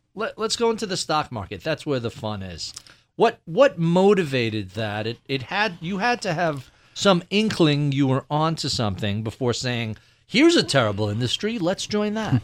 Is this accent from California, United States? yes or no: no; New York, United States; As a New Yorker